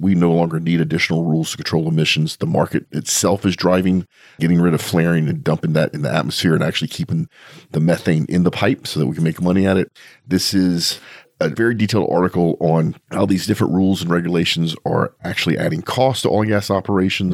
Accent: Louisiana, United States; moved away as an adult; now in Texas, United States; I'm from there

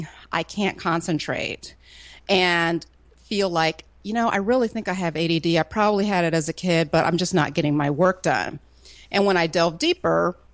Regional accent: Florida, United States; now in Atlanta, United States; I grew up in Florida

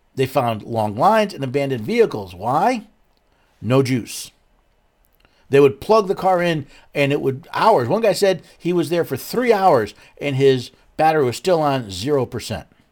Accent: Northeast, United States; moved away; I was born and raised in the Northeast

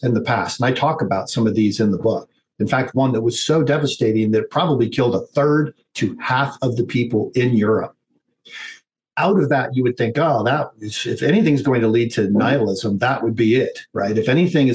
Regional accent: United States; as an American

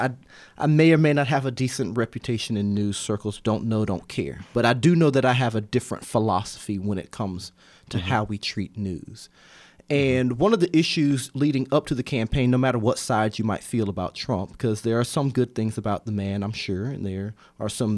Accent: Georgia, United States; moved away; also born or lived in Bloomington, Indiana; I'm a Georgia boy

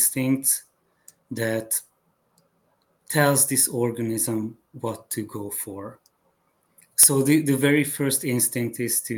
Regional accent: Hungary; English is a second language; moved away as an adult; also born or lived in Chicago, United States; now in United States; When I was growing up in Hungary

